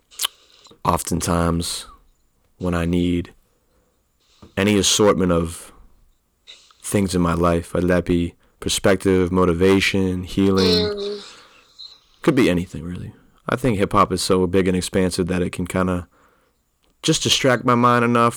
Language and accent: English; Old Orchard Beach, Maine, United States; I'm from Old Orchard Beach, most beautiful place on the earth